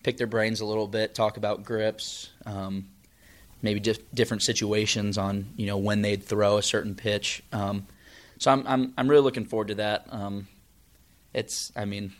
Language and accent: English; St. Louis, Missouri, United States; we're both from the St. Louis area